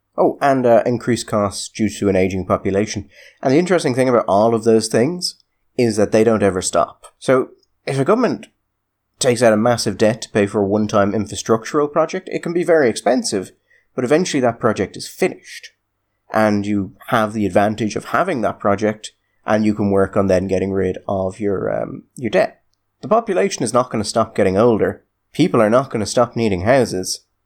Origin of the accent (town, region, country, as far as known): Ireland